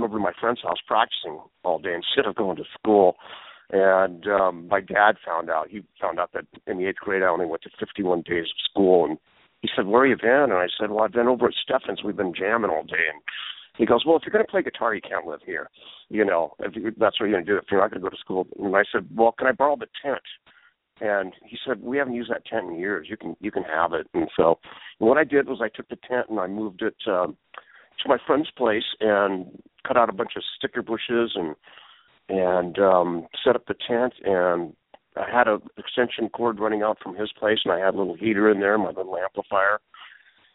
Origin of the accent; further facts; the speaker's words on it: Seattle, Washington, United States; moved away as an adult; also born or lived in Los Angeles; I'm from Seattle, but I moved down to L.A. to go to the school down